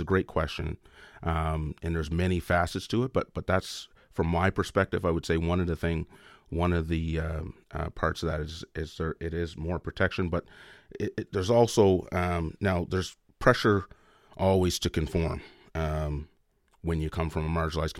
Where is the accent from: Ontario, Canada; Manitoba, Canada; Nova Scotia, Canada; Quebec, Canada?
Nova Scotia, Canada; Lochiel; So I'm from the African Nova Scotian community in Lochiel, Nova Scotia, which is in the Annapolis Valley.